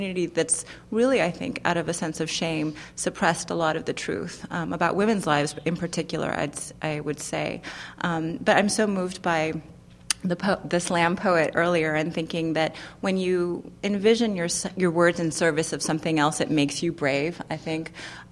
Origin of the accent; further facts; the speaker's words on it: California, United States; also born or lived in Iran; I left Iran when I was very little. I grew up in California mostly